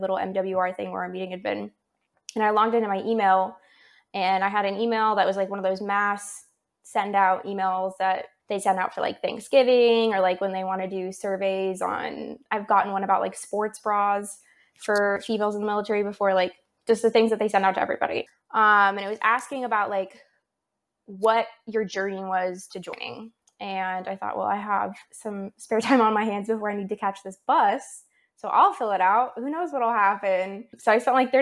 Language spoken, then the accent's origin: English; California, United States; moved away; I'm from California